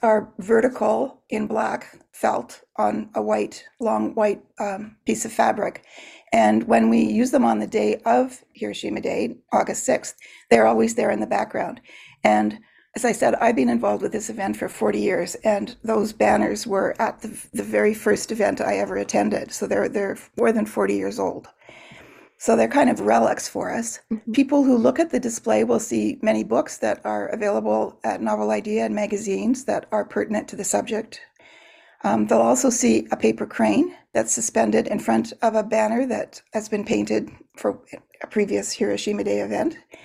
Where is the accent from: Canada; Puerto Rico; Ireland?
Canada; as a Canadian.